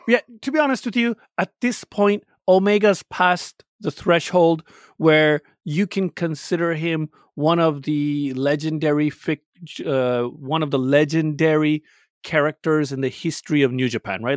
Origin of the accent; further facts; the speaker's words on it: Canada; I'm Canadian with a Pakistani background.